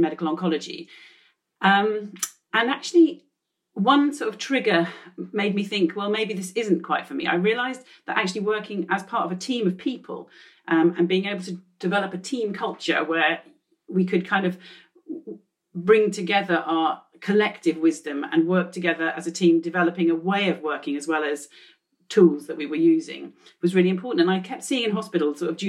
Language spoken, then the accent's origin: English; England, United Kingdom; both my parents are actually Hungarian and came to England and met, and I was born in England